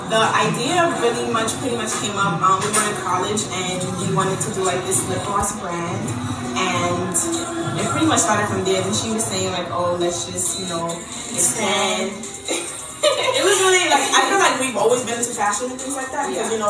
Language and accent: English; Brooklyn, New York, United States; We are 19-year-old entrepreneurs and we're from Brooklyn, New York.